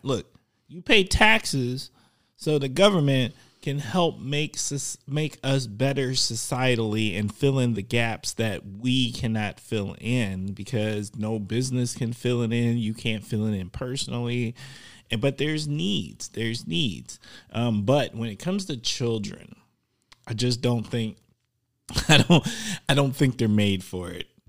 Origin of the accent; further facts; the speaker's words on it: Milwaukee, Wisconsin, United States; I grew up in Milwaukee